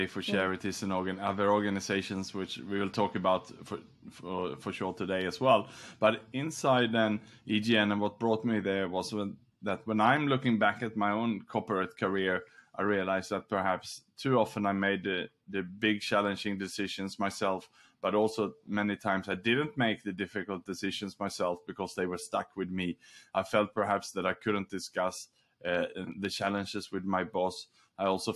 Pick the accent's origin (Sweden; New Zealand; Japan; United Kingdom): Sweden; also born or lived in Australia; now in Singapore; I was born in Sweden